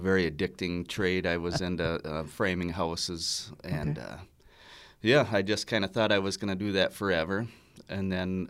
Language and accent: English; Pine City, Minnesota, United States; I grew up in Pine City.